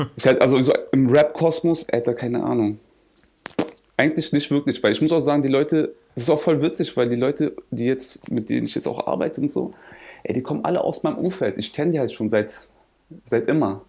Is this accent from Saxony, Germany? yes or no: no; Berlin, Germany; ich bin ja Berliner